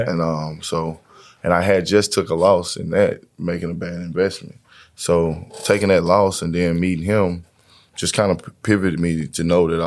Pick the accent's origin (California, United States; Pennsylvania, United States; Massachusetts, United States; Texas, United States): Texas, United States; Fort Worth; I'm from um, Fort Worth, Texas. Fort uh, Worth, uh, DFW.